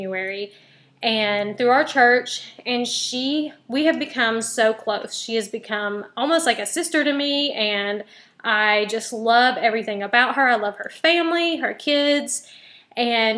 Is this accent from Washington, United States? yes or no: no; Kingsport, Tennessee, United States; moved away as an adult; also born or lived in San Diego, California; now in Hampton Roads, Virginia, United States; I was born and raised in Kingsport, Tennessee, which is a little town in the northeast corner of Tennessee